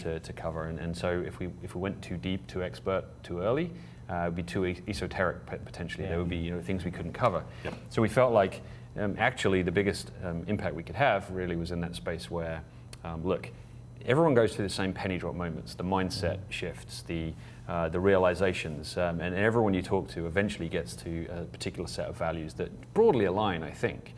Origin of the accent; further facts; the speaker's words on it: England, United Kingdom; I'm from England